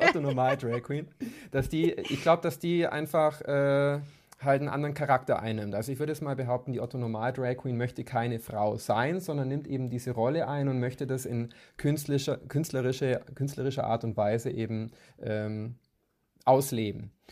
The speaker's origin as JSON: {"language": "German", "town": "Kempten", "region": "Bavaria", "country": "Germany", "moved": "as an adult", "lives_now": "Munich, Germany", "said": "also ich komme ursprünglich aus Kempten im Allgäu"}